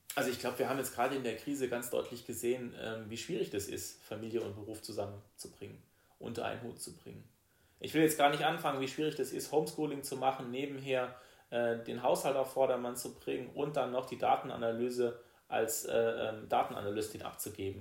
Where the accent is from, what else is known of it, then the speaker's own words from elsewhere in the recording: Rastatt, Baden-Württemberg, Germany; also born or lived in Heidelberg; ich komme aus Rastatt, bin da auch groß geworden